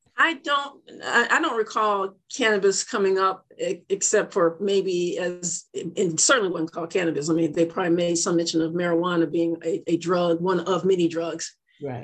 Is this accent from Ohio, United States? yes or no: no; Joliet, Illinois, United States; moved away; my hometown, Joliet, Illinois